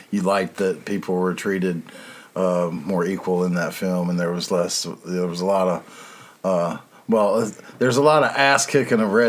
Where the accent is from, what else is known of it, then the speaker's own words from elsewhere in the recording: Eastern North Carolina, United States; Yes, North Carolina, down east.